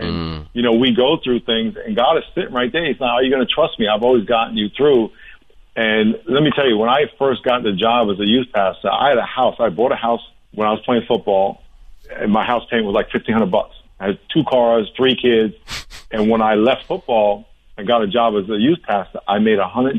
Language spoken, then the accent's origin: English; New York, United States; I grew up in New York. I went running outside in high school in snow 2 feet deep with 5 below 0.